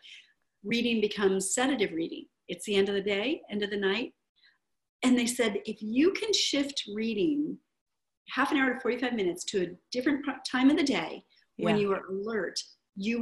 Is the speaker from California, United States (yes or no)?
yes; Northern California, United States; I'm from Northern California.